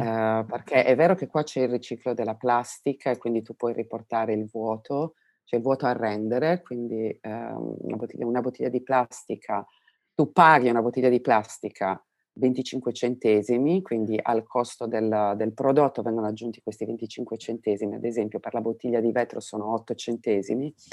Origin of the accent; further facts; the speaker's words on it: Domusnovas, Sardinia, Italy; now in Berlin, Germany; io provengo dalla Sardegna, non parliamo del, del, del come sono i rapporti sociali nel paesino di mia provenienza, che si chiama Domus Novas